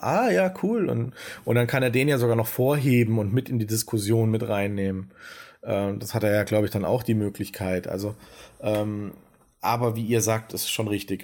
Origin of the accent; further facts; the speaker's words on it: Germany; wir als Deutsche